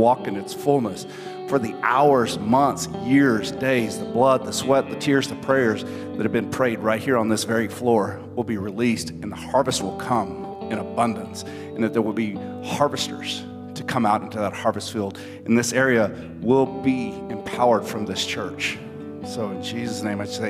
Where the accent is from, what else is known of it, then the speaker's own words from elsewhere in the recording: Texas, United States; we're from Texas